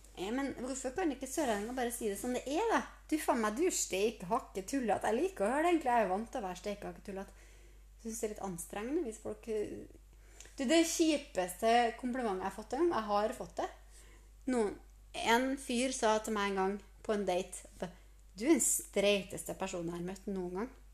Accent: Trondheim, Trøndelag, Norway; moved away; also born or lived in Sørlandet; jeg er fra Trondheim

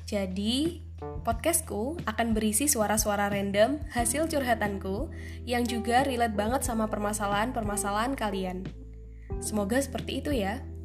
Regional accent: Tulungagung, East Java, Indonesia; Yap, bagi kalian yang memikirkan bahwa kota itu adalah Tulungagung, kalian benar sekali.

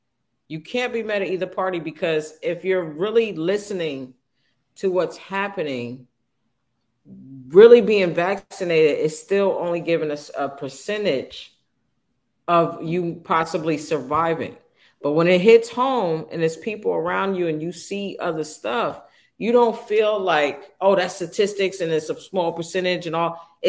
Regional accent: Manhattan, New York, United States; I'm from Manhattan.

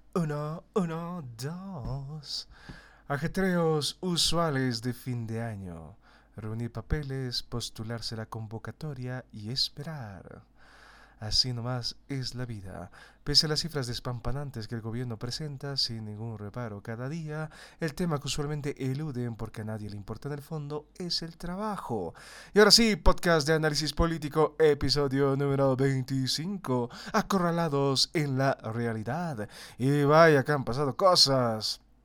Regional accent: Bolivia; como los bolivianos

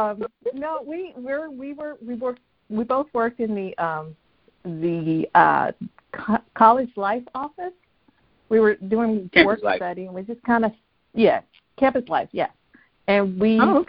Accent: New Jersey, United States; also born or lived in Ohio; now in North Carolina, United States; I'm originally from New Jersey, very proud

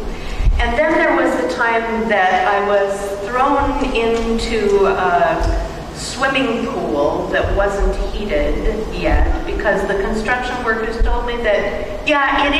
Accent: Minnesota, United States; moved away as an adult; also born or lived in Green Bay, Wisconsin / Madison, Wisconsin; I grew up in Minnesota.

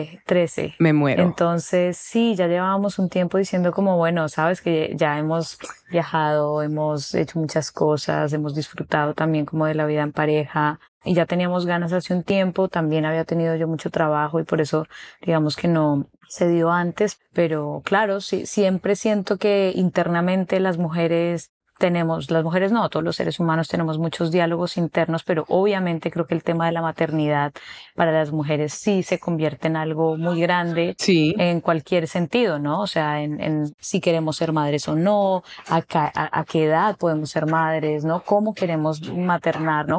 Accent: Bogotá, Colombia; moved away as an adult; now in Cartagena, Colombia; Yo realmente soy de Bogotá, Nací en Bogotá, pero llevo ya unos seis años viviendo aquí en Cartagena.

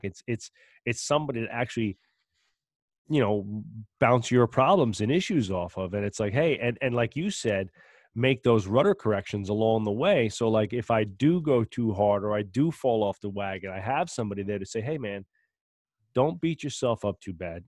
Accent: New Jersey, United States; we're from Jersey

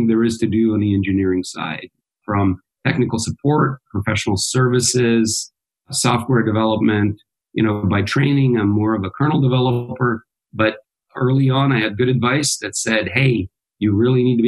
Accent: United States; also born or lived in Belgrade, Serbia / Santa Barbara, California / San Francisco Bay Area; My parents immigrated to the U.S. and I've grown up in the U.S.

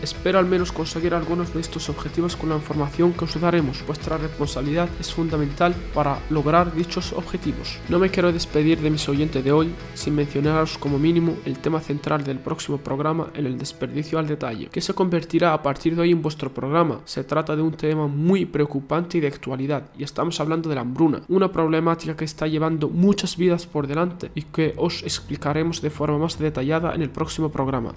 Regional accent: Spain; moved away as an adult; now in Belluno, Italy; Soy español y actualmente me encuentro realizando un voluntariado del Cuerpo Europeo de Solidaridad a través de la Asociación Comitato de Intesa de Beluno

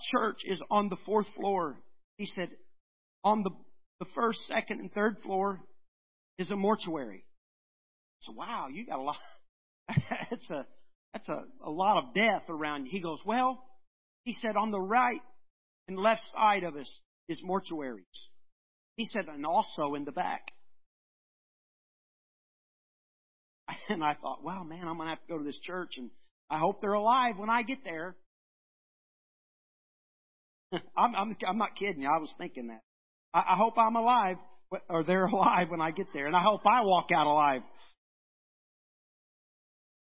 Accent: United States; I'm an American

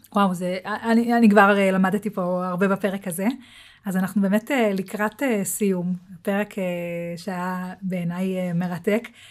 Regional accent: Israel; אנחנו כישראלים

